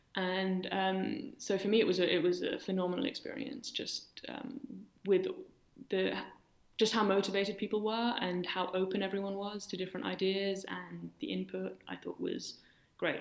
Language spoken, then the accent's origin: English; London, United Kingdom; moved away as an adult; now in Berlin, Germany; So I grew up in London. My parents are German and moved there in the 80s.